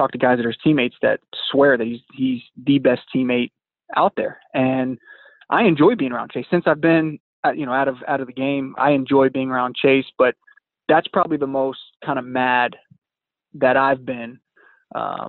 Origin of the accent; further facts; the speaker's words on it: Southeast Virginia, United States; growing up in Southeast Virginia